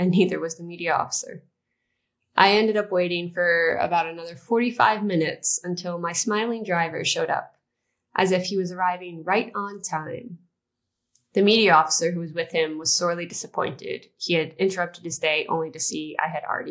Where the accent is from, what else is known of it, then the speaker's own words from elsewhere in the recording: United States; I grew up in the United States